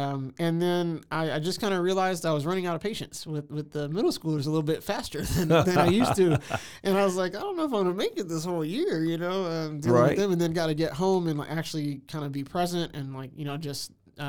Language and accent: English; Houston, Texas, United States; moved away as an adult; now in Waco, United States; I'm originally from Houston. I came here in the late 90s to go to Baylor, and went there, graduated 2003, and been living here ever since in Waco.